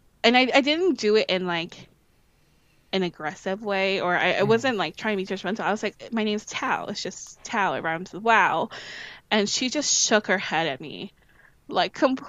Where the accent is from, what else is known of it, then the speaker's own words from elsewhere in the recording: St. Charles, Missouri, United States; also born or lived in St. Louis, Missouri; I lived in St. Louis for part of my life, and then I lived in St. Charles. I think I lived for the biggest hunk of my adolescence